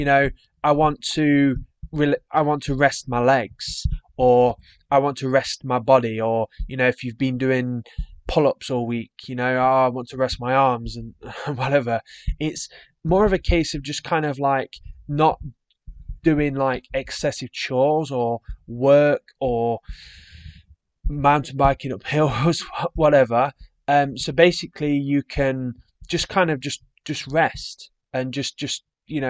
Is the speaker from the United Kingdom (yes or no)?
yes; England, United Kingdom; being English